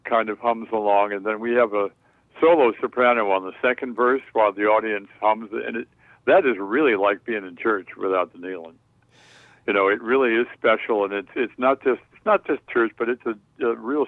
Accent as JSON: {"language": "English", "town": "Chicago", "region": "Illinois", "country": "United States", "tie": "born or raised there", "said": "my childhood as a little boy, choir boy in St. Paul's Episcopal Church in Hyde Park"}